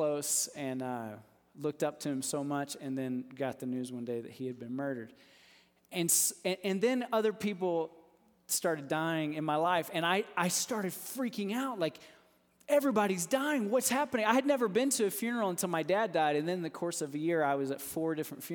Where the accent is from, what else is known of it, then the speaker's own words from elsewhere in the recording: Texas, United States; I grew up in Texas. And so I know we've got some Texans in here, and us Texans